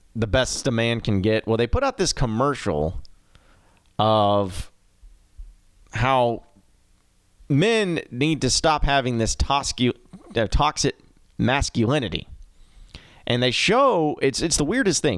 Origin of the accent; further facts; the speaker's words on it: Arkansas, United States; I grew up in the state of Arkansas. I'm from Arkansas